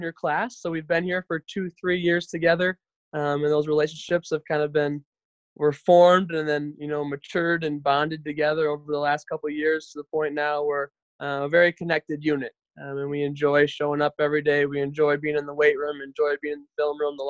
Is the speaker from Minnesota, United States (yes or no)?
yes; Maple Grove, Minnesota, United States; moved away as an adult; also born or lived in Wisconsin; I'm originally from Maple Grove, Minnesota, where I am at right now, currently quarantined with my parents